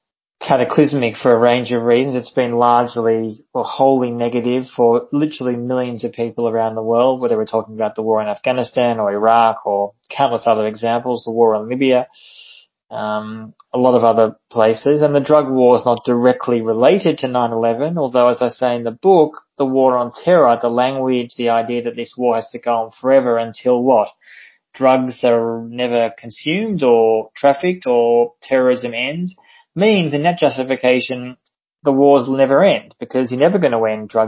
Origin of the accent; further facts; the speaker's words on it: Australia; I'm Australian, but I've often lived and travelled overseas